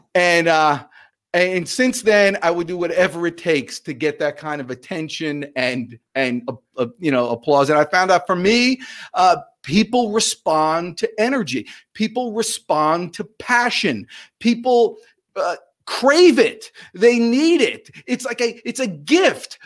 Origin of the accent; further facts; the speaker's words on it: New Jersey, United States; I'm from New Jersey